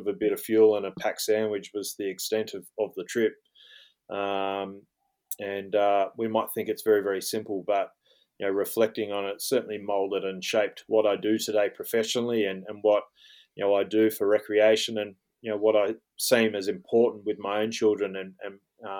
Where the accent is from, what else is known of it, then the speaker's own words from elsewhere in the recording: Tamworth, New South Wales, Australia; now in Jindabyne, Australia; I grew up in the northwest New South Wales, up in Tamworth, famously known as the Country Music Festival or Country Music Capital of Australia